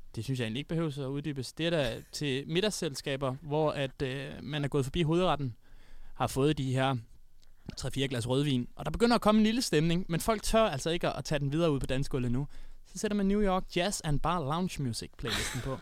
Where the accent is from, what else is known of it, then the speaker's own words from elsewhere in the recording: Odense, Southern Denmark, Denmark; moved away; der var jeg hjemme i Odense